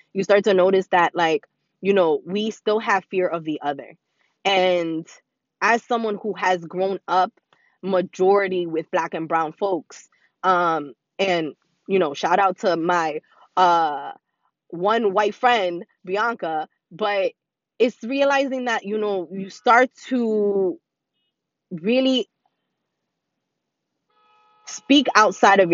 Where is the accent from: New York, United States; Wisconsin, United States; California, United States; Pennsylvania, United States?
New York, United States; New York City; born and raised in the Bronx